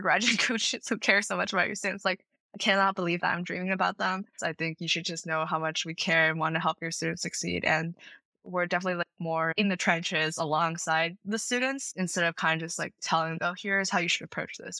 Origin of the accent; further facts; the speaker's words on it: Princeton Junction, New Jersey, United States; I am from Princeton Junction, New Jersey. I attended a prestigious public high school in the area